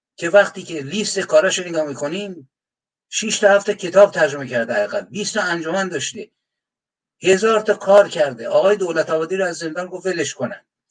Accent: Iran; یک تکه از خاک زمینم که تو ایران متولد شدم

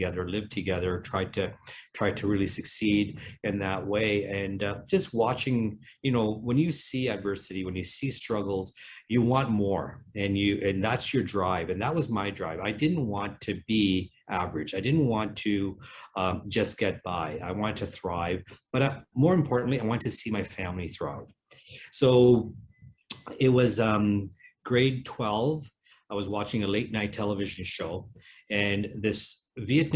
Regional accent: Cambridge, Ontario, Canada; born or raised there; also born or lived in England

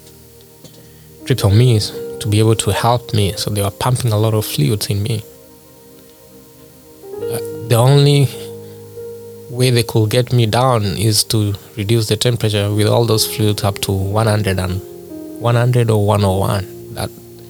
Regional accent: Kenya; moved away; I'm originally from Kenya

